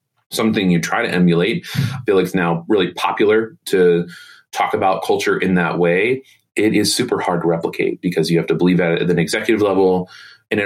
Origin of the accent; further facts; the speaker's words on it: Indianapolis, Indiana, United States; When I grew up here in Indy